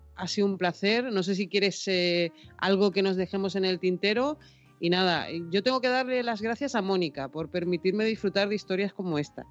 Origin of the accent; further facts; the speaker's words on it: Tenerife, Canary Islands, Spain; Tenerife, que es de donde yo soy